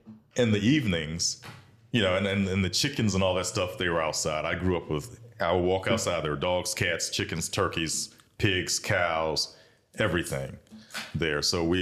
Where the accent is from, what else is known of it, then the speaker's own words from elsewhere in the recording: Bamberg, South Carolina, United States; moved away as an adult; also born or lived in Sumter, South Carolina; now in Columbia, United States; I grew up in Bamberg.